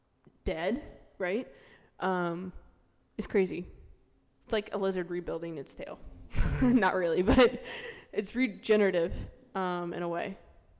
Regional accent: Florida, United States; I lived in Florida my whole life except for my 4 years in college.

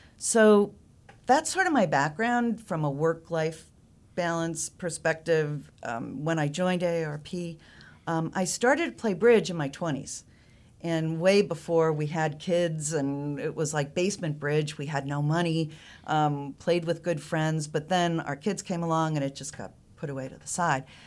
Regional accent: Northeast, United States; moved away as an adult; now in North Carolina, United States; I'm originally from the Northeast

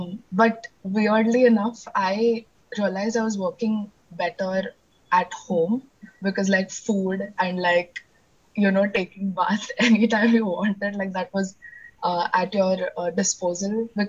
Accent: Pune, Maharashtra, India; English is a second language; And I'm from Pune.

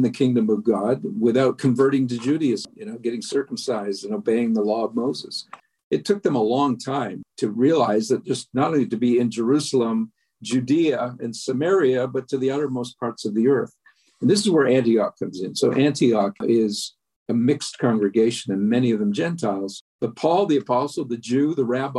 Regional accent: Canada; I'm a Canadian

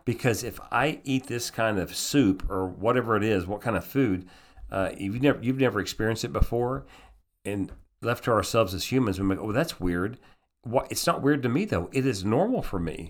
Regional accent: United States; also born or lived in Austria; I'm an American

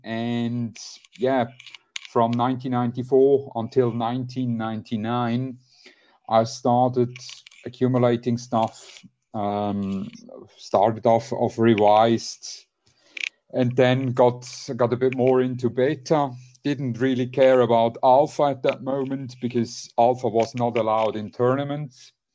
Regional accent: Switzerland; I'm from Switzerland

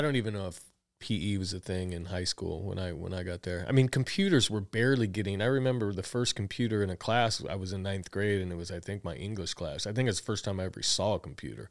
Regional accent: Tucson, Arizona, United States; I was born in Tucson, Arizona

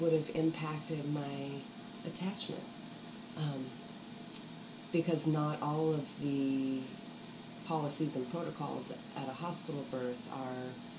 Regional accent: Mississippi, United States; also born or lived in Kentucky; And then by the time I was school age, we were in Mississippi.

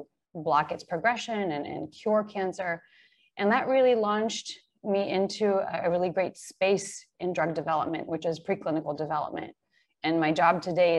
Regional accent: Israel; moved away as an adult; also born or lived in Bay Area; now in Seattle, United States; I was born in Israel and went to the military and then traveled

